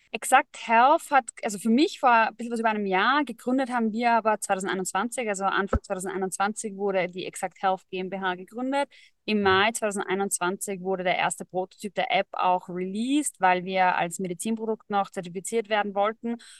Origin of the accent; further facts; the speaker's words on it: Vienna, Austria; Und ich komme ursprünglich aus Wien, geboren in Wien, immer schon in Wien, wollte immer raus, habe es nie geschafft